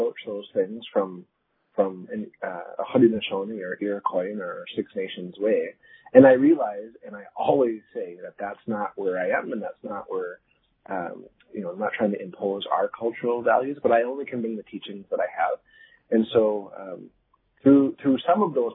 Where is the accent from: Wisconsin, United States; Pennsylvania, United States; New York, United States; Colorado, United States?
Wisconsin, United States; Green Bay; also born or lived in Grand River area, Ontario; now in Canada; I'm from Green Bay, Wisconsin originally. So I'm Oneida from the States, so technically an American